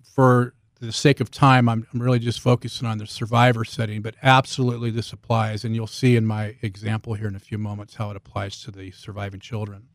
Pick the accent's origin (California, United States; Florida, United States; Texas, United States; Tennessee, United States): California, United States; Bay Area, Northern; moved away as an adult; now in Southern Utah, United States; I'm from the Bay Area in Northern California. I spent fifty-two years, uh, in Northern California before moving here a couple years ago